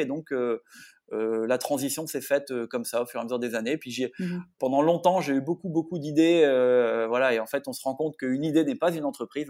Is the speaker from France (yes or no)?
yes; the North, north of France, France; now in south-west France; je suis un nordiste d'origine qui vit depuis 15 ans dans le sud-ouest maintenant